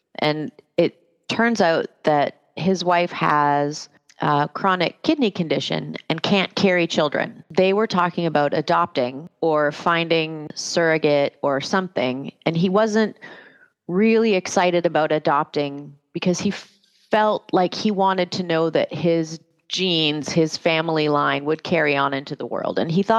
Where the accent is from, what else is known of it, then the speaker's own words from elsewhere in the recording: Canada; moved away as an adult; I didn't have a work visa. I am immigrated from Canada, which sounds like a funny thing, but this is a thing.